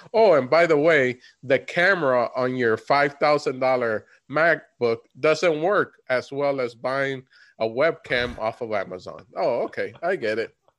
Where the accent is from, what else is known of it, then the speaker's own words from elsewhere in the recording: Florida, United States; we come from Florida, both of us.